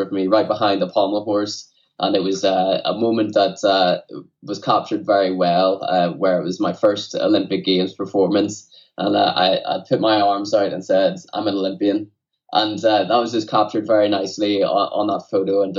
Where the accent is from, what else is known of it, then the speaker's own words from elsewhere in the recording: Newtownards, Northern Ireland, United Kingdom; also born or lived in Dublin; my hometown, Newtownards.